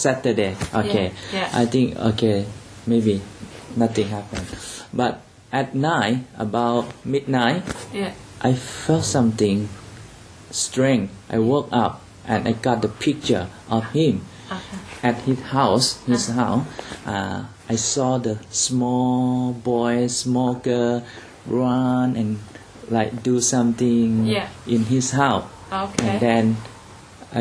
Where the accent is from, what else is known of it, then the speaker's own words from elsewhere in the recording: Chiang Rai, Thailand; When we start do church planting in Chiang Rai, my hometown